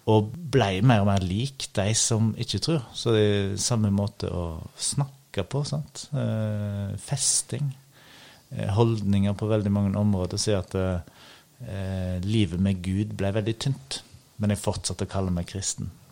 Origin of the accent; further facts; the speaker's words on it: Husnes, Vestland, Norway; accent: bastarddialekt; moved away as an adult; also born or lived in Ryfylke; now in Oslo, Norway; jeg er altså. oppvokst i Ryfylke før jeg flyttet til Husnes, så jeg har litt bastarddialekt. Men, eh, Aha. så jeg har en fin oppvekst i, på Husnes i Kvinnherad. Og nå bor jeg i Oslo.